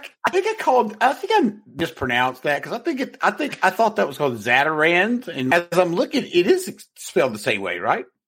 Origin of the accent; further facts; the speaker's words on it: North Carolina, United States; I'm from North Carolina